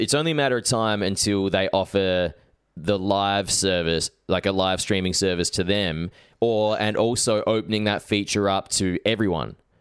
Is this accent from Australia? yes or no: yes; Adelaide, South Australia, Australia; also born or lived in Sydney; now in Melbourne, Australia; I grew up in South Australia, and then when I first moved to Sydney